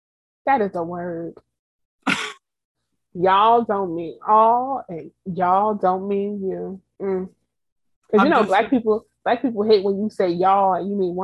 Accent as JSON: {"language": "English", "town": "Brooklyn", "region": "New York", "country": "United States", "said": "People that call it better, I'm from Bedford Stuyvesant."}